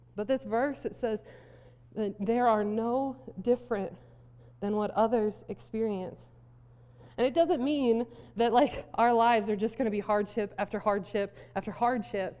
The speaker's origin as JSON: {"language": "English", "region": "South Dakota", "country": "United States", "tie": "born or raised there", "said": "I grew up in South Dakota"}